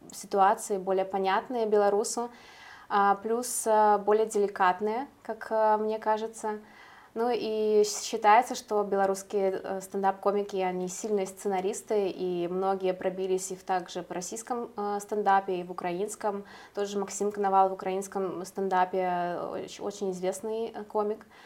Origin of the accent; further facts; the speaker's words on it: Belarus; now in Vilnius, Lithuania; белорусские комики сталкиваются с тем, что с чем столкнулась я и многие белорусы.